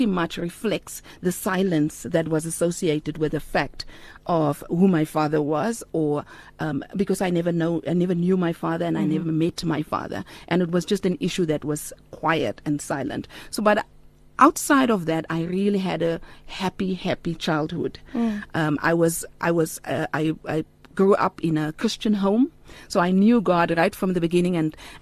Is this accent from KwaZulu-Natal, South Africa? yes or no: no; Paarl, Western Cape, South Africa; moved away; also born or lived in Hong Kong; I hail from Paul. I was born to a single mother